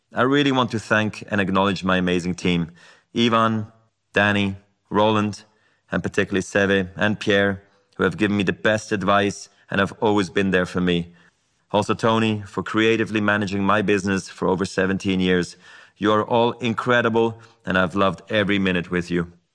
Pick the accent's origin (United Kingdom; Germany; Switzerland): Switzerland; Basel, Basel-Stadt; I was a ball kid in my hometown of Basel.